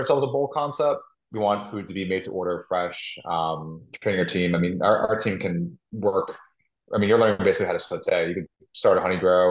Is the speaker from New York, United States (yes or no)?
yes; New York, United States; also born or lived in Philadelphia; my background, I'm from New York, where I'm sitting